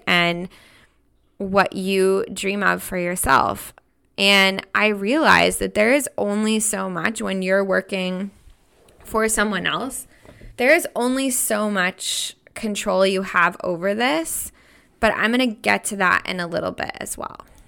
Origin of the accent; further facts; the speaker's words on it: United States; moved away as an adult; also born or lived in Switzerland; I'm an American woman.